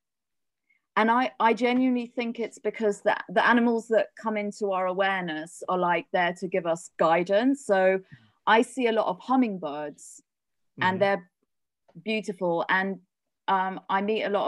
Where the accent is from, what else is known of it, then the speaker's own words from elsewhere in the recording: Oxford, South East England, United Kingdom; moved away as an adult; also born or lived in South Africa / London; now in Peru; originally I'm from Oxford, but I've spent most of my adult life in London